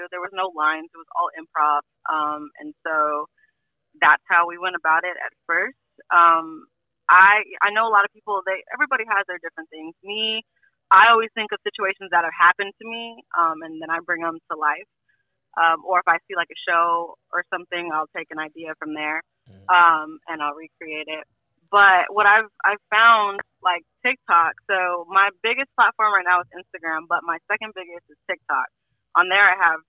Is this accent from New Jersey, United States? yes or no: no; Los Angeles, California, United States